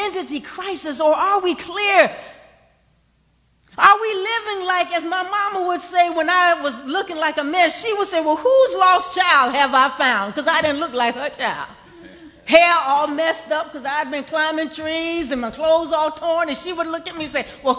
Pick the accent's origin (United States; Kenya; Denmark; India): United States; I'm from Washington Park